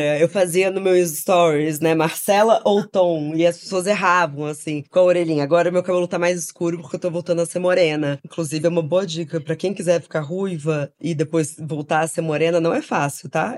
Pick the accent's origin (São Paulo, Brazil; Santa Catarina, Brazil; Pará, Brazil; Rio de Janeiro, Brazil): Rio de Janeiro, Brazil; Crescemos no Rio de Janeiro